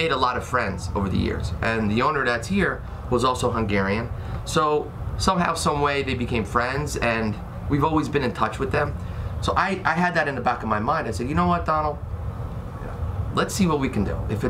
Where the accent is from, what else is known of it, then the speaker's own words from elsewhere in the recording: New Jersey, United States; I'm from New Jersey, born and raised. Been here my whole life. I'm 41 years old.